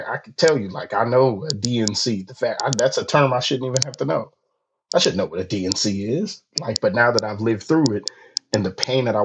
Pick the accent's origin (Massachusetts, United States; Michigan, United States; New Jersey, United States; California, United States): California, United States; I'm from California